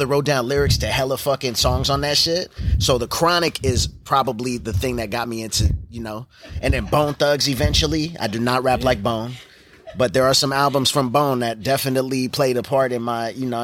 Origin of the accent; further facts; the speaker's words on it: Gardena, California, United States; moved away as an adult; now in San Diego, United States; I'm from Gardena, California.